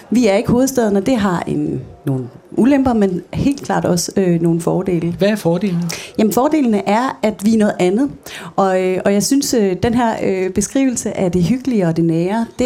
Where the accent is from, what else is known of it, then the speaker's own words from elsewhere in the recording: Hanstholm, North Denmark Region, Denmark; Selvom jeg kommer fra Henstholm, men det er måske ikke lige det, vi kalder provins heroppe.